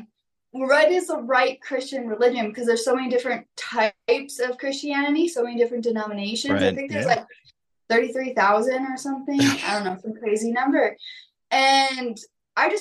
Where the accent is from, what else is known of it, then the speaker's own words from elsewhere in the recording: Minnesota, United States; I went to high school in Minnesota